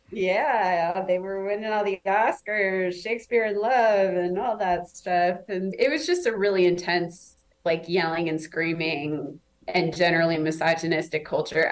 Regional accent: Omaha, Nebraska, United States; moved away as an adult; also born or lived in New York; I'm from Omaha

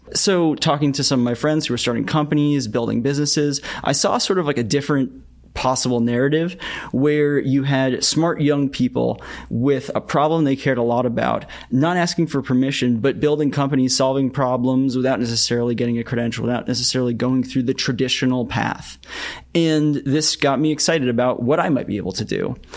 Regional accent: Boston, Massachusetts, United States; I grew up in the Boston area where there's sort of like a lot of biotech.

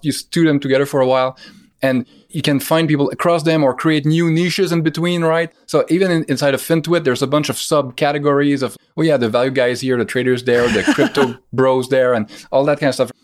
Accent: Canada; as a Canadian

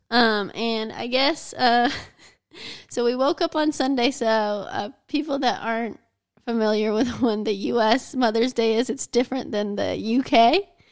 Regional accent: United States; I'm American

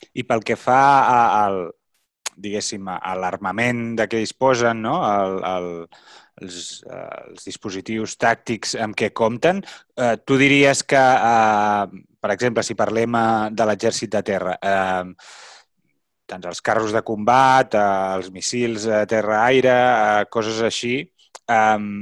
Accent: Catalonia, Spain; com a catalans

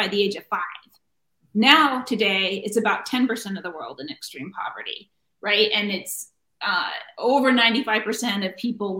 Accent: Cambria, California, United States; now in Sunnyvale, United States; Cambria, California

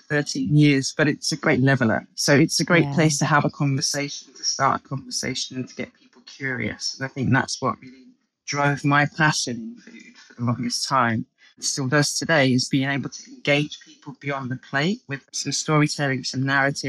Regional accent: London, United Kingdom; as you can hear from my accent, I'm English. I don't strongly identify as English as so much as I identify as being a Londoner

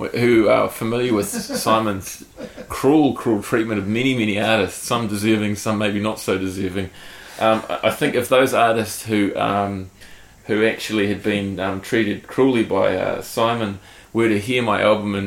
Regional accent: Hawke's Bay, New Zealand; I'm from Hawke's Bay, and so are they. We all grew up together

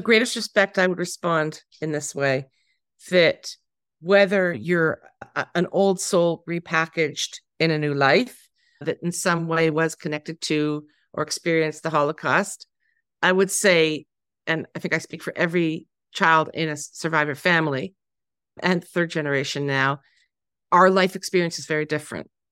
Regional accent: Canada; I'm Canadian

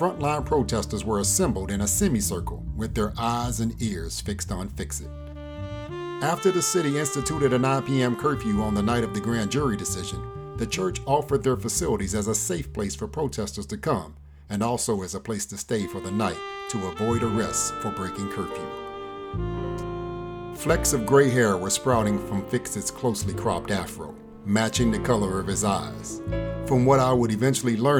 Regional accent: Louisville, Kentucky, United States; my hometown, Louisville, Kentucky

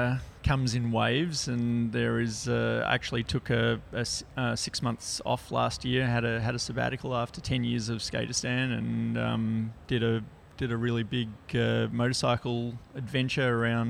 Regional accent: Papua New Guinea; I grew up in Papua New Guinea.

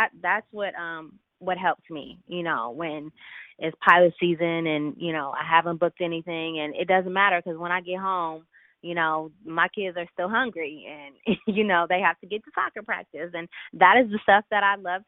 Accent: Philadelphia, Pennsylvania, United States; now in Los Angeles, United States; Before I moved to LA, I'm from Philly. But both my parents are born and raised in Detroit

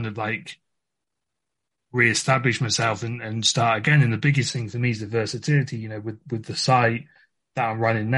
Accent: England, United Kingdom; moved away as an adult; for my background, I'm from England

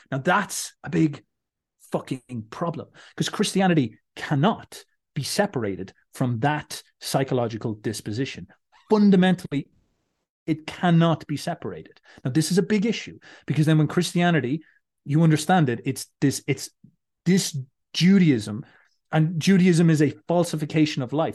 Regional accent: Ireland; I'm Irish

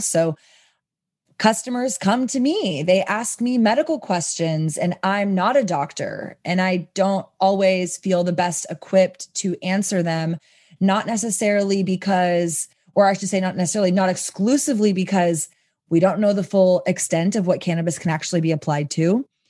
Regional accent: Texas, United States; I come from Texas

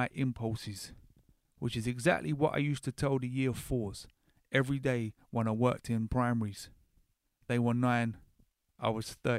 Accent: Horley, South East England, United Kingdom; moved away; I grew up in Hawley, which is right next to Gatwick, very close enough I could walk there.

